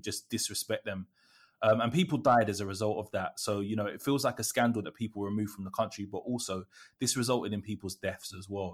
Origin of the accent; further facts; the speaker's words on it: United Kingdom; also born or lived in area next to Peckham, London; now in London, United Kingdom; as a British West Indian person